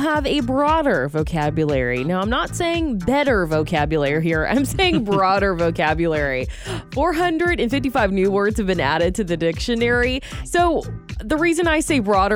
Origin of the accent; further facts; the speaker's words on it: Georgia, United States; moved away; my home state of Georgia